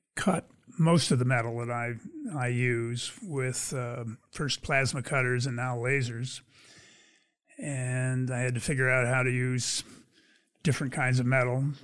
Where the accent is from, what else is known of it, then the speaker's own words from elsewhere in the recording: Pennsylvania, United States; moved away as an adult; also born or lived in California; I grew up in Pennsylvania.